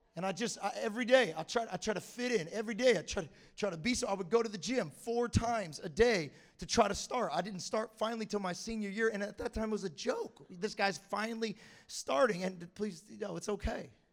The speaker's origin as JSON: {"language": "English", "town": "Galt", "region": "California", "country": "United States", "tie": "born or raised there", "said": "I grew up in Galt, California."}